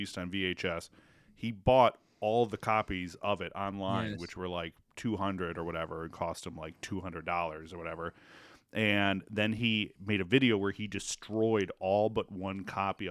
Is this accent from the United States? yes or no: yes; Detroit, Michigan, United States; I'm from Detroit